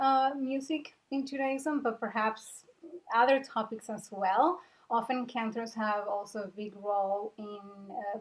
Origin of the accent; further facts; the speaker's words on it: Buenos Aires, Argentina; moved away as an adult; now in Portland, Maine, United States; I am originally from Argentina. I grew up in Buenos Aires